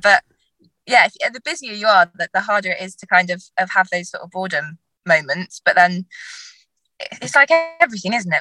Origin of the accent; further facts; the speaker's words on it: Dartmoor, South West England, United Kingdom; I grew up on Dartmoor.